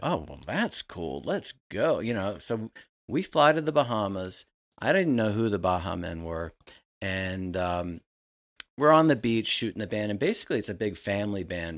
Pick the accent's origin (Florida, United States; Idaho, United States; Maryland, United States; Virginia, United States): Virginia, United States; Richmond; I'm from Richmond, Virginia